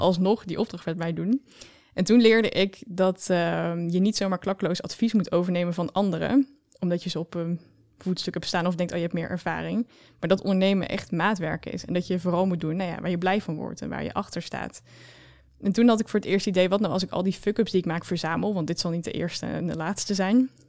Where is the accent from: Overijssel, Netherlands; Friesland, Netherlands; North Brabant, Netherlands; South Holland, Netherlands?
North Brabant, Netherlands; Oosterhout; accent: Brabant; Ik kom uit Brabant, zoals je al kan horen, denk ik